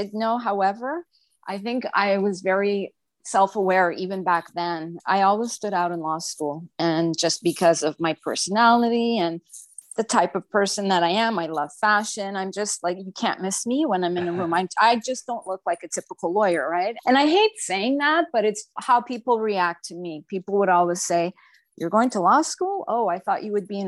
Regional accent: Montreal, Quebec, Canada; moved away as an adult; also born or lived in Ottawa, Canada; now in Toronto, Canada; I'm from Montreal originally

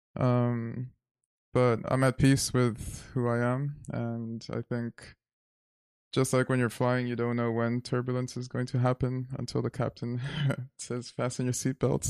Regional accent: Zimbabwe; moved away as an adult; also born or lived in New York City, United States; now in United States; growing up in Zimbabwe, I was always told, you're not Zimbabwean, you're American because you're born there.

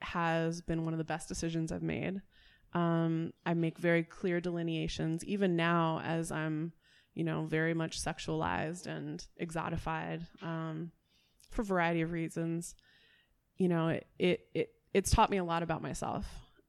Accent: Washington, District of Columbia, United States; I'm from Washington, D.C. originally, and come to learn that kind of the music that I grew up with in D.C., go-go

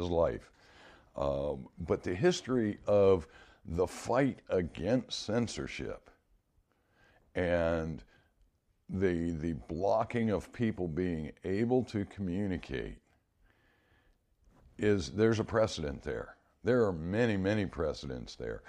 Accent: United States; as an American citizen

